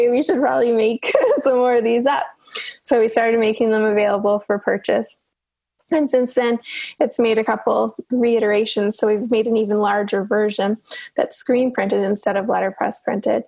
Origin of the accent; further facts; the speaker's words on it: Newfoundland and Labrador, Canada; now in Halifax, Canada; I'm originally from Newfoundland, and which is a province over